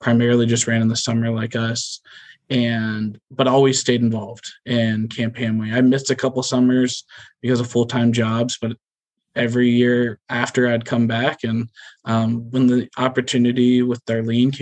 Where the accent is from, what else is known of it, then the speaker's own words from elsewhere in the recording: Gahanna, Ohio, United States; I grew up in Gahanna, Ohio, born and raised, same house, 31 years